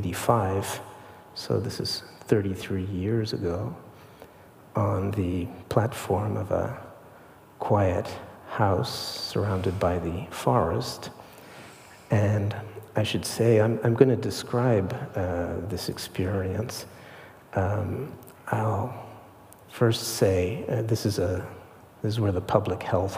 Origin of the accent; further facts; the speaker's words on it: Switzerland; moved away; I grew up in Switzerland